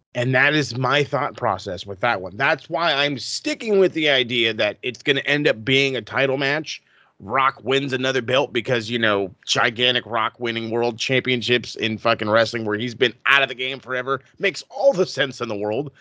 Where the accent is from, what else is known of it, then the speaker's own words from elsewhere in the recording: United States; as an American fan